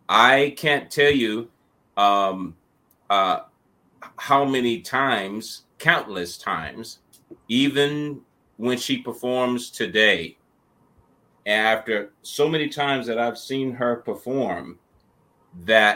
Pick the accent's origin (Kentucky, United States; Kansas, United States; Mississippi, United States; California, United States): Mississippi, United States; moved away; also born or lived in Missouri; I grew up in Mississippi, where Fannie Lou Hamer was from.